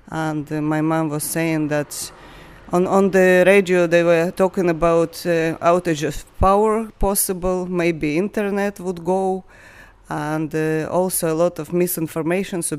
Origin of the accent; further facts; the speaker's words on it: Kyiv, Kyiv City, Ukraine; I'm from Ukraine, I'm from Kiev. I have my family in Kiev at the moment